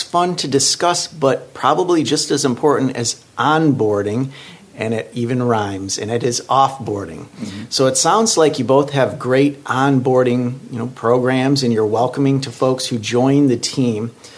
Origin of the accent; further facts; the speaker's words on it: Lansing, Michigan, United States; moved away as an adult; also born or lived in Kalamazoo, Michigan; now in Flint, United States; I'm from Lansing.